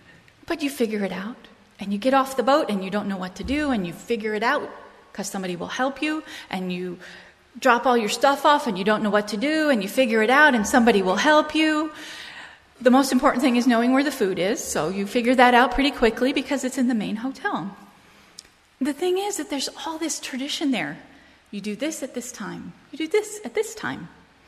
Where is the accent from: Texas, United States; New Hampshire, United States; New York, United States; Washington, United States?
New Hampshire, United States; Portsmouth; born there; maybe because I was born in Portsmouth, New Hampshire, just off the coast